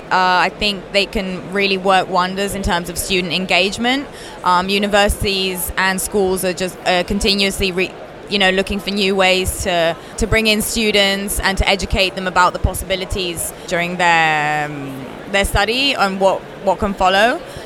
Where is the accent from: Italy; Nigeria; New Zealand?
Italy; accent: British; now in Wollongong, Australia; I'm from Italy, but I've come here from Australia, from Wollongong.